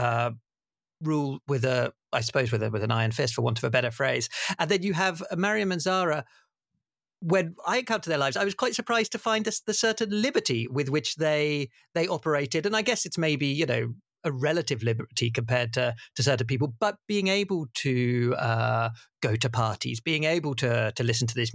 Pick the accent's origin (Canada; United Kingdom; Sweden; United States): United Kingdom; Bournemouth, South West England; growing up in Bournemouth, as I did